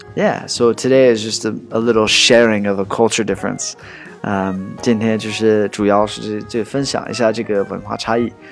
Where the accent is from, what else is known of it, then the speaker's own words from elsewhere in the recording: United States; 我 是 土 生 土 长 的 美 国 人